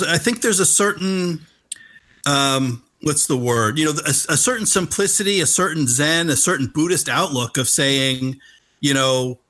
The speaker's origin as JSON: {"language": "English", "region": "New Jersey", "country": "United States", "tie": "born or raised there", "said": "growing up in Central Jersey. Like I'm like these people. I grew up. We talk like these characters"}